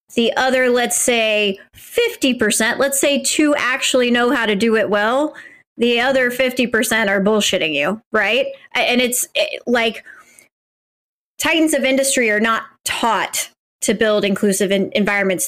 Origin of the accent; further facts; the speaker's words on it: Midwest, United States; as a, as a white Midwesterner